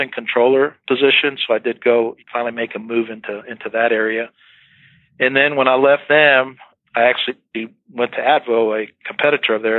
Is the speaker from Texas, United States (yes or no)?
yes; Hondo, Texas, United States; moved away as an adult; also born or lived in California / Boston / Delaware / Houston; now in San Antonio, United States; I'm from Hondo